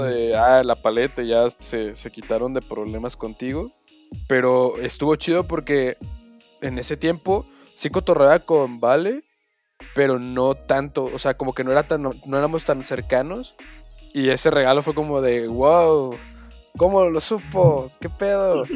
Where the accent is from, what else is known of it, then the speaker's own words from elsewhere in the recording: Mexico; como hombre mexicano